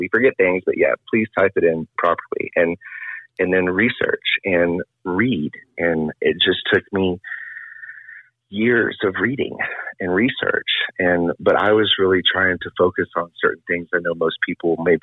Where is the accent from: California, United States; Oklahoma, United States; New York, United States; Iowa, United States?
Oklahoma, United States; Oklahoma City; I grew up in Oklahoma City